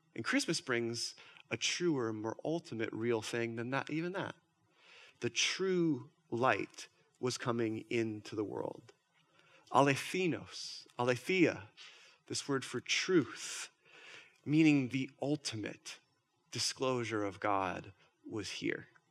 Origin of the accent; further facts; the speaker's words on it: Minnesota, United States; I'm from Minnesota.